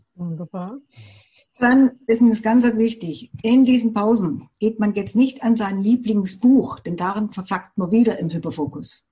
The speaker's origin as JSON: {"language": "German", "country": "Germany", "said": "bei uns in Deutschland"}